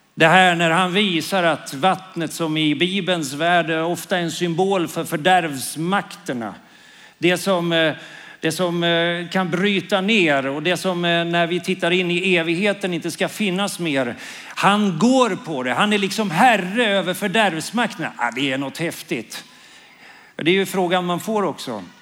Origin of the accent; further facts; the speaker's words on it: Karlskoga, Örebro County, Sweden; also born or lived in Norrbotten / Umeå; now in Karlskrona, Sweden; Jag är uppvuxen i Karlskoga. Men jag är en stolt norrlänning faktiskt. Jag är född i Norrbotten.